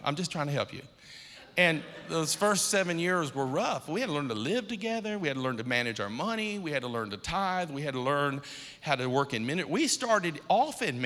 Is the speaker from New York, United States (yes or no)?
no; Akron, Ohio, United States; I'm from Akron, Ohio